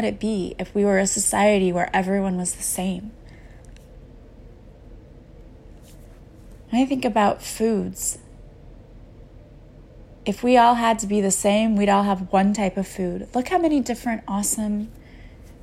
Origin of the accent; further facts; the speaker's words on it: United States; being an American whenever I was in grade school